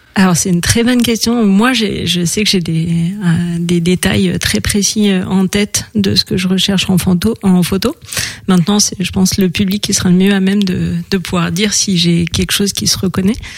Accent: Paris, Île-de-France, France; moved away as an adult; also born or lived in the valley (mountain area); J'ai passé mon enfance à Paris

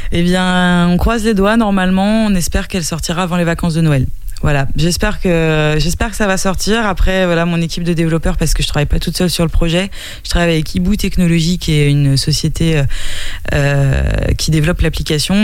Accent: Nantes, Pays de la Loire, France; moved away as an adult; now in Angers, France; je suis pas angevine euh, d'origine, je suis nantaise d'origine, mais ça fait dix ans que je suis installée là

